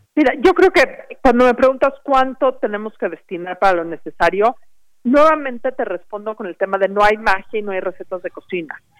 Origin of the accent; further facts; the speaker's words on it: Mexico; como mexicanos